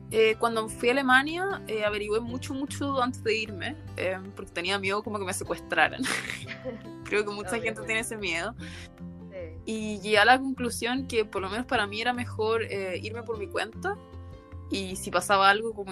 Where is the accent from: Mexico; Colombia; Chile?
Chile; moved away as an adult; also born or lived in Austria / United States; now in Germany; soy chilena y hace dos años vivo en Europa.